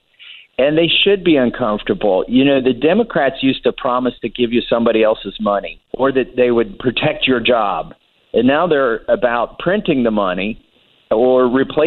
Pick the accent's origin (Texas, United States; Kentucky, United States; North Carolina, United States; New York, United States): Kentucky, United States; Appalachia, Eastern; moved away as an adult; also born or lived in Cambridge, Massachusetts; I'm still a hillbilly. I grew up in Eastern Kentucky in Appalachia